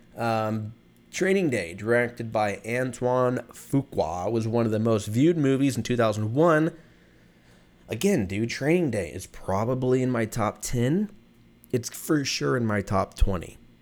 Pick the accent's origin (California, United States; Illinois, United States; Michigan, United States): California, United States; I grew up in California